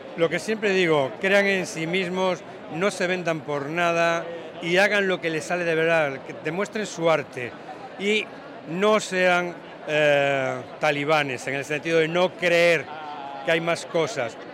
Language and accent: Spanish; Spain; Primero me siento como español